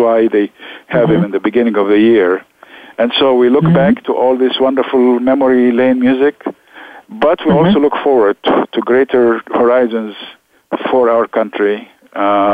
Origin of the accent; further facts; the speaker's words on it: Alexandria, Alexandria Governorate, Egypt; English is a second language; moved away as an adult; also born or lived in Rochester, Minnesota / New Haven, Connecticut; now in United States; we grew up in Alexandria, and we spoke Arabic, of course, but we also went to the American